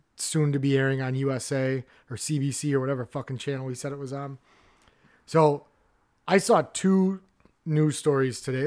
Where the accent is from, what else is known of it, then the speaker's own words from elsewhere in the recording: Midwest, United States; as a Midwesterner